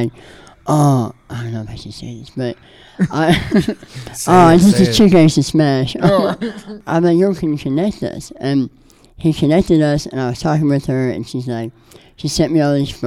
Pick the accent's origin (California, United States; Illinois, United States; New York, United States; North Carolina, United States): California, United States; an hour north of San Francisco; I grew up in like an hour north in the country